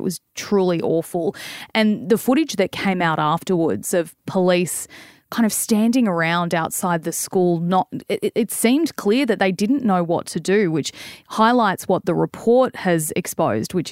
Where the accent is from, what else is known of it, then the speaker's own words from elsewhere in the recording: Australia; also born or lived in Melbourne; I'm an Aussie